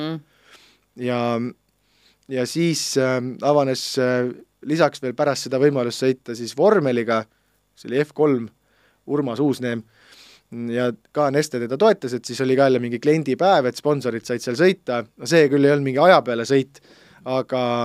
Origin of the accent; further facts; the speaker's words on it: Pärnu, Pärnu County, Estonia; üles olen kasvanud Pärnus, see Riia-poolses linna otsas, eramajade rajoonis